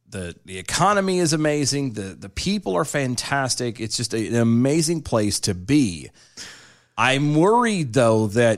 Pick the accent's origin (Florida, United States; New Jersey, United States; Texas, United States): Texas, United States; born there; And I love Texas. I was born in Texas. It's my second home.